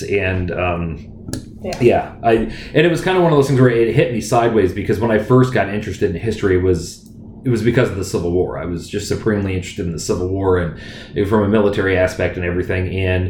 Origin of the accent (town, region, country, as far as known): United States